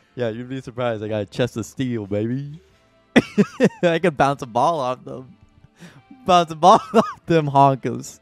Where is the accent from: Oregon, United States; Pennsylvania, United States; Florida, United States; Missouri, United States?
Missouri, United States; Saint Charles; my hometown of sweet old Saint Charles, Missouri